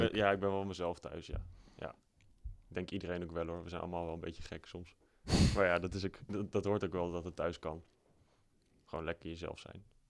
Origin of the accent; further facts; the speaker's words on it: Apeldoorn, Gelderland, Netherlands; ik ben opgegroeid in Apeldoorn. vanaf mijn derde woon ik in Apeldoorn.